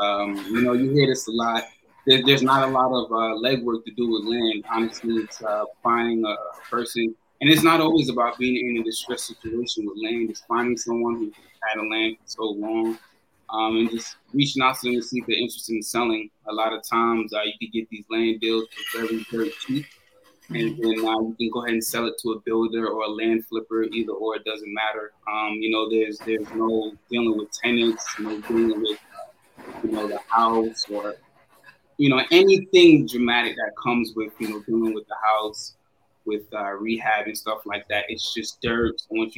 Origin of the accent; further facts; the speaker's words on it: New York, United States; moved away; also born or lived in Florida; all my life I grew up in New York.